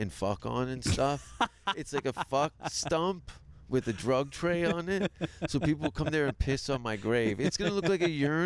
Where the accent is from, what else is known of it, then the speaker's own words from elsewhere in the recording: Hamilton, Ontario, Canada; moved away as an adult; also born or lived in North Vancouver; I grew up in Hamilton in the East End.